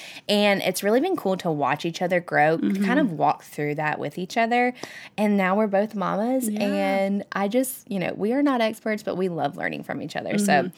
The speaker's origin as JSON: {"language": "English", "town": "Greenville", "region": "South Carolina", "country": "United States", "tie": "born or raised there", "said": "born and raised in Greenville."}